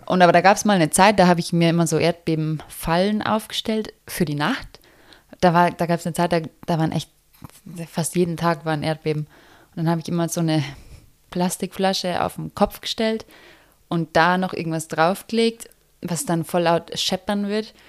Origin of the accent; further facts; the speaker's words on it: Germany; first language German; now in Bali, Indonesia; mich zu haben als Deutsche